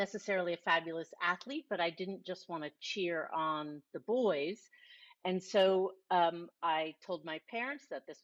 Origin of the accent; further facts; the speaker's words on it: Miami, Florida, United States; also born or lived in Ramsey, New Jersey; grew up until the age of 10 in New Jersey in a town called Ramsey. And then I moved at age 10. I was going into the fourth grade to Miami. And then from then on, I was in Miami.